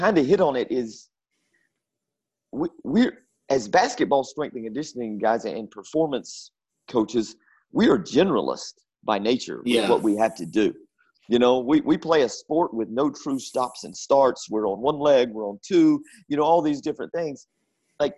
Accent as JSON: {"language": "English", "region": "North Carolina", "country": "United States", "tie": "born or raised there", "said": "growing up in North Carolina"}